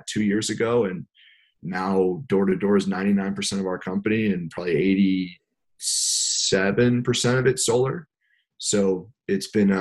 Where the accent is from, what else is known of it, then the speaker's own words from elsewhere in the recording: Westchester County, New York, United States; I grew up in Westchester County in New York, about an hour above the city. Born and raised, live here now as well